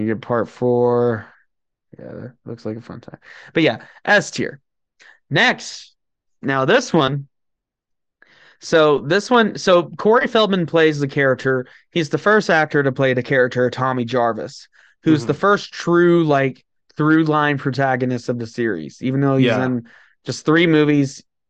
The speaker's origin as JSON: {"language": "English", "town": "Snyder", "region": "Texas", "country": "United States", "tie": "born or raised there", "said": "Well, I grew up in Snyder, Texas."}